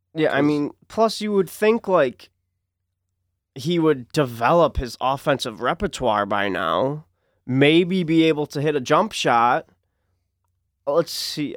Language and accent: English; Detroit, Michigan, United States; born or raised there